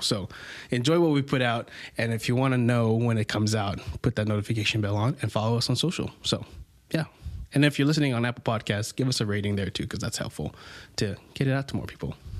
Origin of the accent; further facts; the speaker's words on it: Philippines; I'm Filipino.